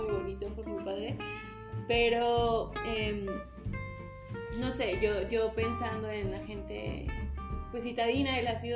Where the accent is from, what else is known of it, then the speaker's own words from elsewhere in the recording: Mexico; la primera vez que me salí de México, me fui sola a Canadá.